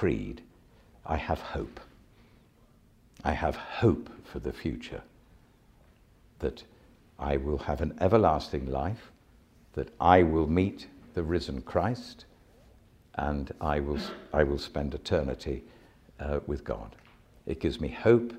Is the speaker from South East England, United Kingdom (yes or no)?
yes; Sandwich, South East England, United Kingdom; I come from Sandwich in Kent